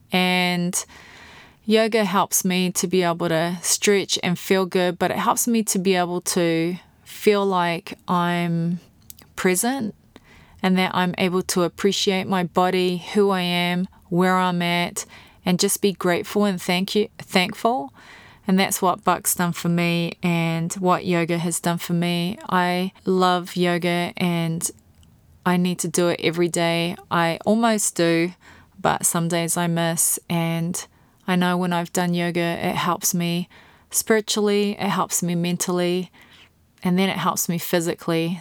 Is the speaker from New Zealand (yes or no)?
yes; New Zealand; this poor little girl growing up in New Zealand